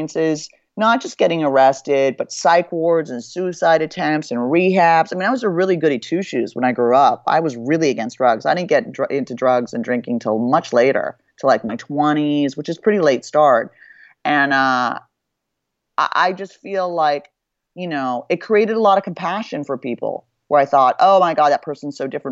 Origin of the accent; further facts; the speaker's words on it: Beverly Hills, California, United States; growing up in Beverly Hills